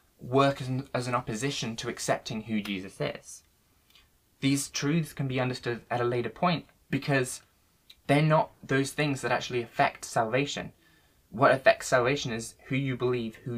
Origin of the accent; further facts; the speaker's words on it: Worcester, West Midlands, United Kingdom; when I was younger, growing up in Worcester